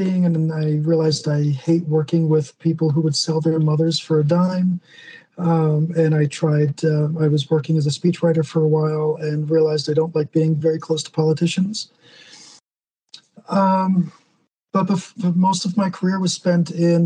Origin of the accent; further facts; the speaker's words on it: New Jersey, United States; now in New Mexico, United States; New Jersey was right there, and that's where I'm from